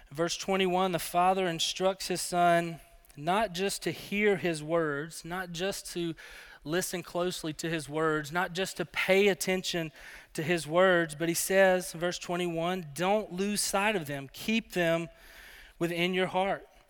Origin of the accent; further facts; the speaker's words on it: Alabama, United States; moved away as an adult; also born or lived in Colorado; I grew up in Alabama